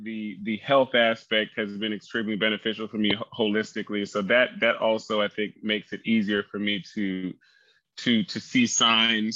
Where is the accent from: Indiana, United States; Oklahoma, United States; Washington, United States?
Oklahoma, United States; moved away; also born or lived in California; I grew up in Oklahoma